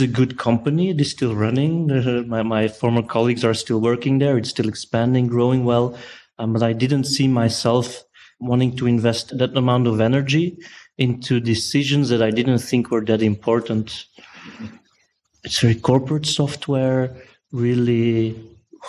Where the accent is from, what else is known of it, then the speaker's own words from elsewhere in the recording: Brussels, Brussels-Capital Region, Belgium; I'm from Brussels.